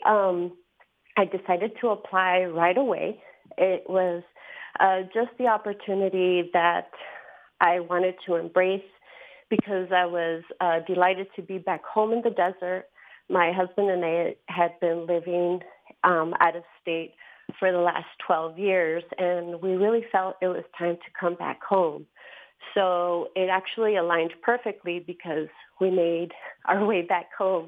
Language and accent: English; Nogales, Arizona, United States; also born or lived in Tucson, Arizona; I'm originally from Ambos, Nogales. I was born in Nogales, Sonora, and grew up alongside in Nogales, Arizona. Went to high school there